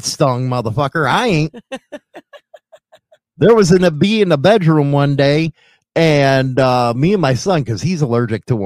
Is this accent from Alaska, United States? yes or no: no; Chicago, Illinois, United States; moved away; here I am from Chicago